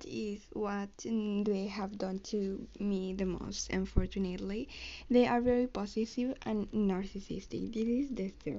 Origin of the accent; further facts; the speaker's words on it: Spain; English is a second language; I'm from Spain, so I'm trying to pronounce the best I can, and because I'm not so good in English.